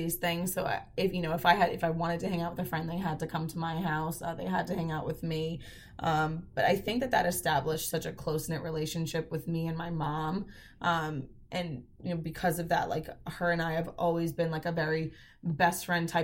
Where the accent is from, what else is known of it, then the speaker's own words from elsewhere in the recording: Holtsville, New York, United States; I grew up on Long Island, and I'm from Holtsville, and I went to Sachem East High School